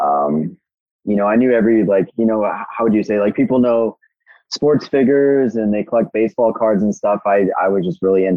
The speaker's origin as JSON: {"language": "English", "town": "Fresno", "region": "California", "country": "United States", "tie": "born or raised there", "also_born_or_lived": "Alaska", "moved": "as an adult", "said": "I grew up in Fresno, California. I did all my primary school and high school there."}